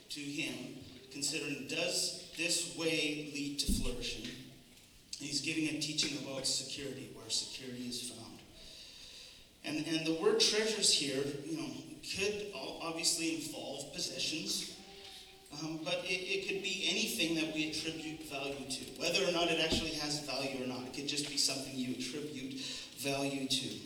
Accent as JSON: {"language": "English", "country": "Canada", "said": "I find as a Canadian"}